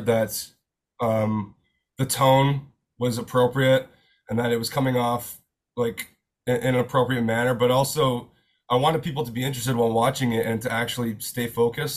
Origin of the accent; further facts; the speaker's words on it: outside of Kingston, Ontario, Canada; moved away as an adult; now in Toronto, Canada; I was born and raised outside of Kingston, Ontario